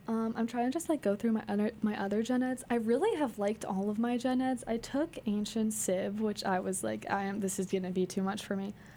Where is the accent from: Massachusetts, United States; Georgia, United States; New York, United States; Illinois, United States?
Massachusetts, United States; Sudbury; I'm from Sudbury, Mass